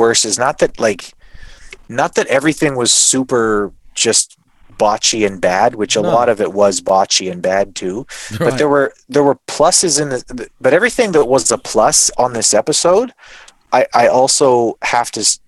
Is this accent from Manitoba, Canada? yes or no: yes; Winnipeg, Manitoba, Canada; I'm from Winnipeg